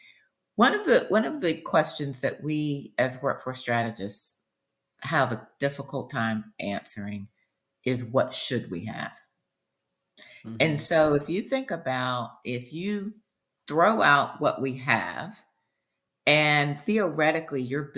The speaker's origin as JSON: {"language": "English", "town": "Columbia", "region": "South Carolina", "country": "United States", "tie": "born or raised there", "lives_now": "Charleston, United States", "said": "I grew up in South Carolina."}